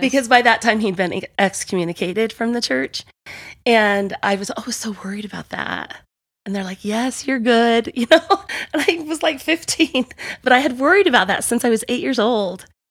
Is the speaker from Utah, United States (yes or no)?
yes; Provo, Utah, United States; I was born and raised in Provo.